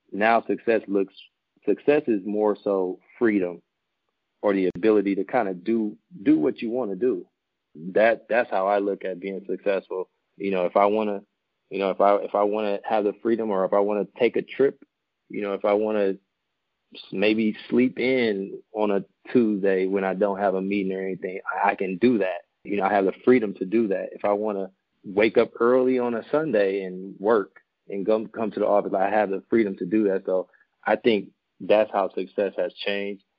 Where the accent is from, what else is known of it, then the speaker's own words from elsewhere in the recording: Milwaukee, Wisconsin, United States; born and raised in Milwaukee, Wisconsin